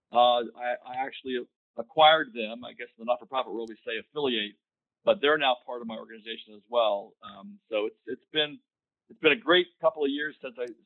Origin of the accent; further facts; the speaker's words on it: Hagerstown, Maryland, United States; I was uh, able to uh, secure a position at Fairchild Republic Company in my hometown of Hagerstown, Maryland.